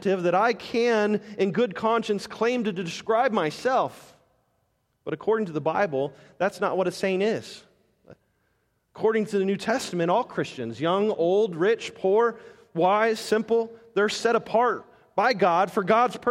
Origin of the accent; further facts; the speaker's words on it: Las Vegas, Nevada, United States; I'm from Las Vegas.